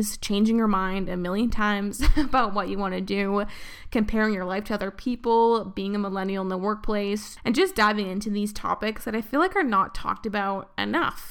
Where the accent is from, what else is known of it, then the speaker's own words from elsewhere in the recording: Vancouver, British Columbia, Canada; moved away as an adult; also born or lived in Toronto; I did my first year of university in Vancouver, and then I moved across the country, kind of, to Toronto. And that was the first time I lived in a place that wasn't, like, my hometown